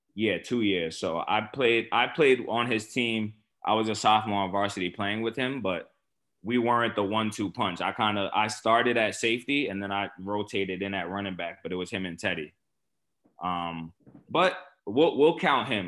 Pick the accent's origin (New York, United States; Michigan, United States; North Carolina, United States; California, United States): New York, United States; New York City; I grew up in Port Richmond